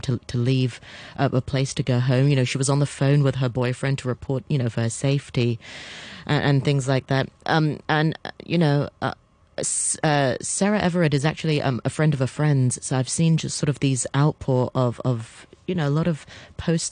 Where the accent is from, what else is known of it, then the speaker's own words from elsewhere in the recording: Hong Kong; also born or lived in United Kingdom; I'm born and bred in Hong Kong.